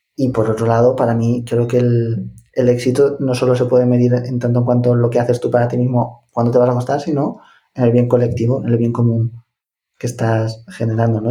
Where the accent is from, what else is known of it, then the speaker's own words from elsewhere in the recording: Ciudad Real, Castilla-La Mancha, Spain; yo soy de Ciudad Real, de La Mancha